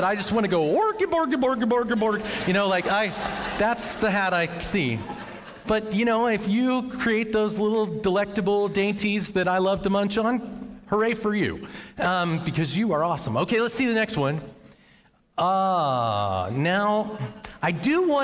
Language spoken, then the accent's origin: English; Western Pennsylvania, United States; now in Noblesville, United States; I came from Western Pennsylvania, and that is a coal mining town